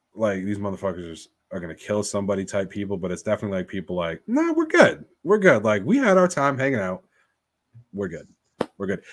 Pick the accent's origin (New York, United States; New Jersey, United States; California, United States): New York, United States; we're from New York